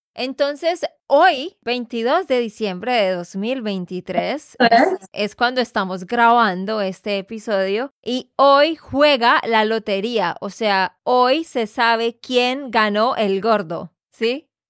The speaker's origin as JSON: {"language": "Spanish", "region": "Santander", "country": "Colombia", "said": "de Santander, Colombia"}